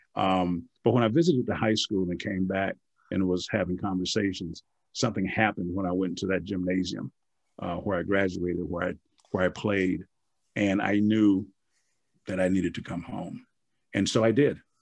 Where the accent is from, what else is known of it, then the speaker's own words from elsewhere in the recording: Milwaukee, Wisconsin, United States; moved away; I'm from Milwaukee